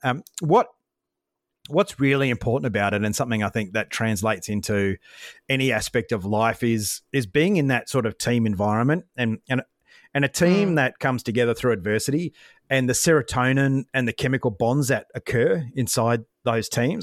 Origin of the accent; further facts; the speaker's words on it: Brisbane, Queensland, Australia; I grew up in Brisbane